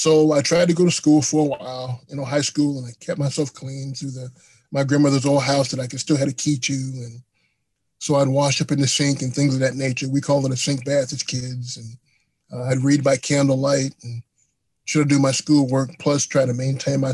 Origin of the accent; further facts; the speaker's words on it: Tampa, Florida, United States; now in Chicago, United States; I'm from Tampa, Florida. That's my hometown